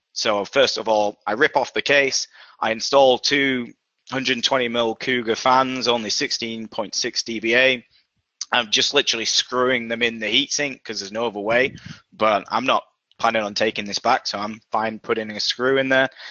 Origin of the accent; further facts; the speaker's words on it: Yorkshire and the Humber, United Kingdom; now in Boston, United States; based in Boston, Massachusetts, uh, in the US, despite my accent originally from Yorkshire, England.